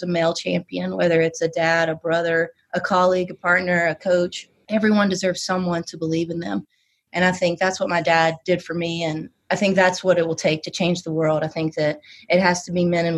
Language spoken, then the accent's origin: English; West Virginia, United States; accent: Southern; also born or lived in Knoxville; now in Washington, DC, United States; that small town that I grew up in West Virginia